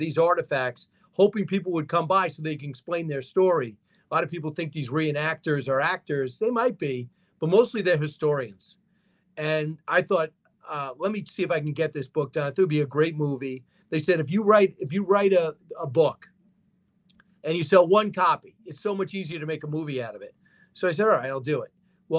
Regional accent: Long Island, New York, United States; I grew up in Long Island

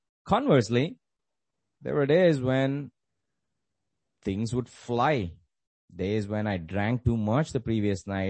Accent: India; Growing up in the Indian educational system

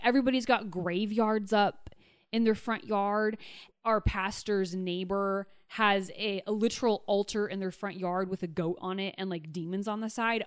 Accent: Pierce County, Western Washington, United States; moved away; I'm from Western Washington, from you know, the Seattle area, and the Wiccan population there is actually very strong. The county that I grew up in at the time was the most unchurched county in all of the nation

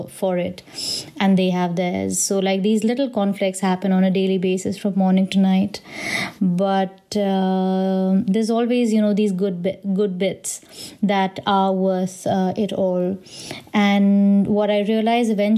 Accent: India; being from an Indian family

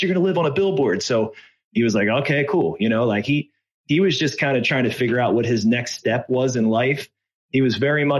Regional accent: Philadelphia, Pennsylvania, United States; I grew up in Philadelphia

